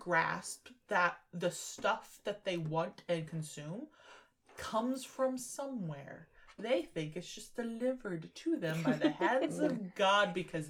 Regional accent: United States; I, as an American...

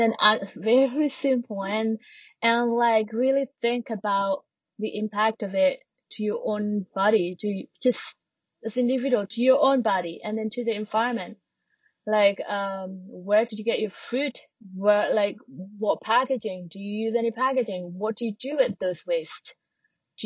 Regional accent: Java, Indonesia; now in Bali, Indonesia; I'm not from Bali, I'm from Java, but I've lived here

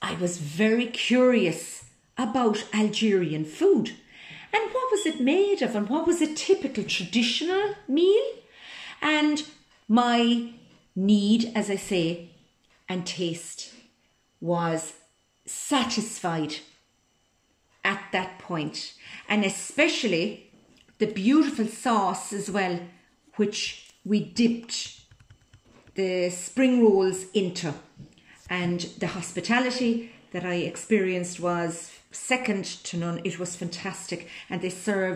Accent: Cork, Munster, Ireland; I'm from Cork in Southern Ireland. I was born and reared on a dairy farm

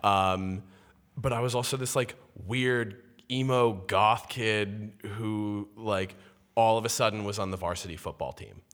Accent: Walnut Creek, California, United States; moved away as an adult; now in New York, United States; I am from the Bay Area, uh, from a place called Walnut Creek, California

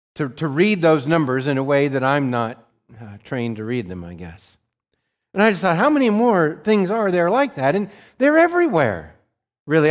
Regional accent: Montana, United States; I grew up in Montana

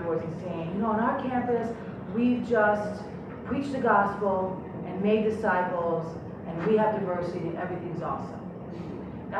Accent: Miami, Florida, United States; moved away as an adult; also born or lived in Michigan; I grew up in Miami, I'm a Cuban girl from Miami

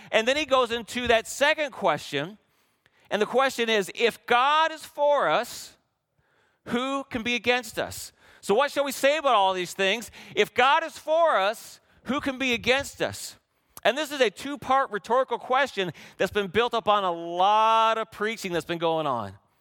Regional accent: Canada; we had great candy growing up in Canada

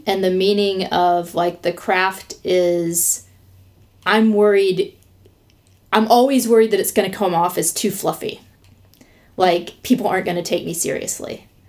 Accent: the South, United States; also born or lived in New York; a Southerner

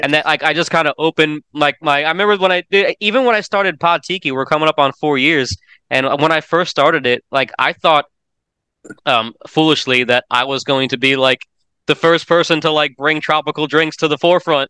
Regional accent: Orlando, Florida, United States; now in Tennessee, United States; my hometown of Orlando

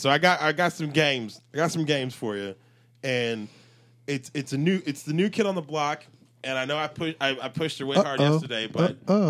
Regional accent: New York, United States; I'm from New York over here.

